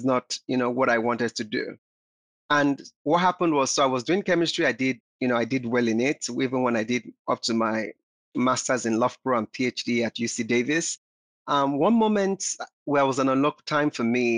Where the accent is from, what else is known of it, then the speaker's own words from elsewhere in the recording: Nigeria; I grew up in Nigeria